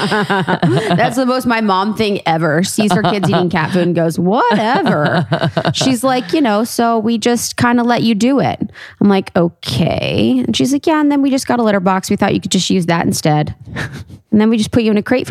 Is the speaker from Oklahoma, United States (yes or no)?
no; Ohio, United States; moved away; I grew up in Ohio. I went to college in Ohio. My family's from Ohio, a small town outside of Cincinnati.